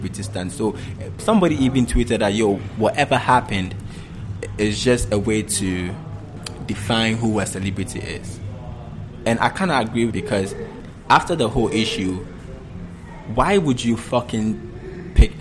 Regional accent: Ghana; as Ghanaians

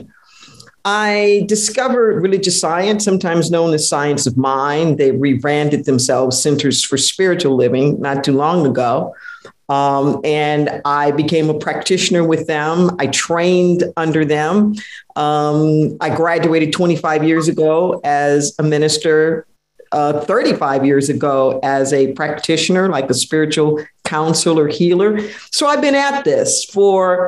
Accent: Los Angeles, California, United States; I was raised in Los Angeles

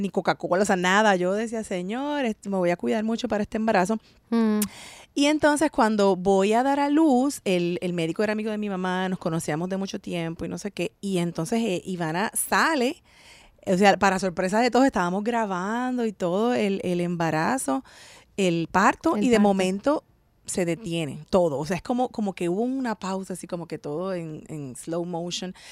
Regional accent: San Juan, Puerto Rico; moved away as an adult; also born or lived in Bahamas; now in United States; Yo soy boricua, para que tú lo sepas. Nací en San Juan, Puerto Rico

